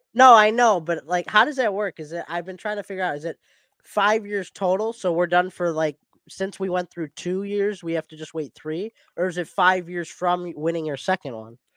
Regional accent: United States; my home country

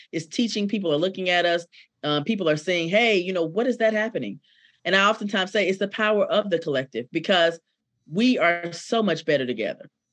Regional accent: Decatur, Georgia, United States; I am born and raised in Decatur, Georgia, by way of Atlanta

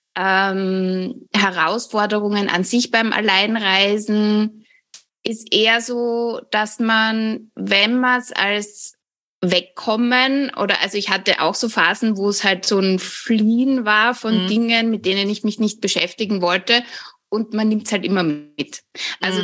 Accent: Austria; Ich komme, wie man hört, aus Österreich

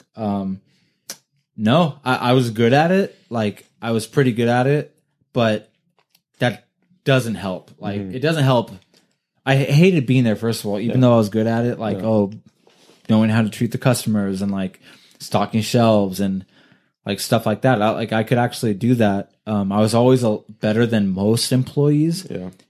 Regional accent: Thousand Oaks, California, United States; also born or lived in Ventura, California / Oxnard, California; lived in Thousand Oaks like okay. my whole life

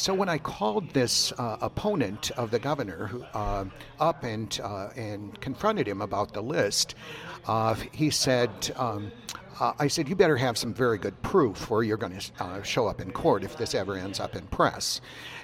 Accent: Laurens, Iowa, United States; I'm originally from Northwest Iowa, a little town called Lorenz

